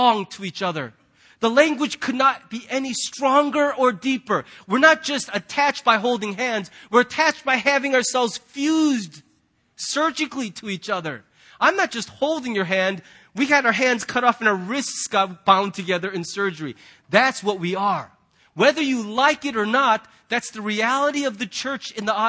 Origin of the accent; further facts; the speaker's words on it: United States; as American Christians